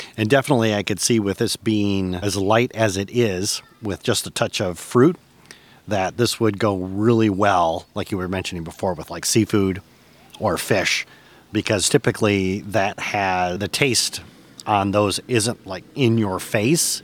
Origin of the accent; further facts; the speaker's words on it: Michigan, United States; moved away as an adult; After 20 years, I've returned to my native Michigan, and I'm looking to reconnect with my home state.